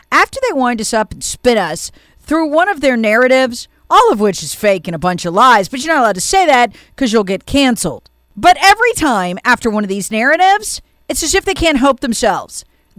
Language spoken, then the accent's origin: English; South Carolina, United States